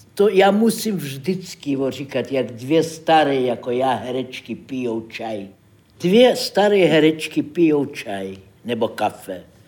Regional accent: Saint Petersburg, Russia; Czech is a second language; moved away as an adult; now in Prague, Czechia; Já jsem z Ruska, z Petrohradu.

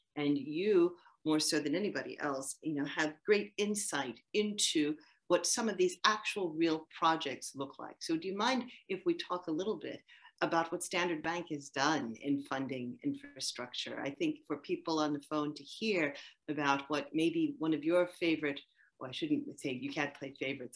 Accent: United States; accent: American; moved away; you can hear from my accent that I am American.

